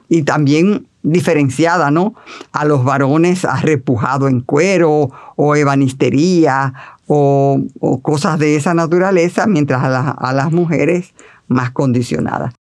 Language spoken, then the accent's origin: Spanish; Santiago de los Caballeros, Santiago, Dominican Republic; moved away as an adult; now in Santo Domingo, Dominican Republic; estaba en Santiago porque yo soy de Santiago